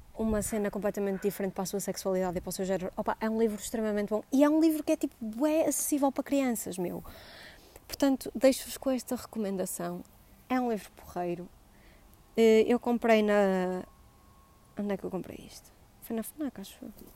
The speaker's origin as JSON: {"language": "Portuguese", "town": "Vila Nova de Gaia", "region": "Norte", "country": "Portugal", "also_born_or_lived": "Coimbra", "accent": "Gaia", "said": "deixo de ter sotaque de Gaia"}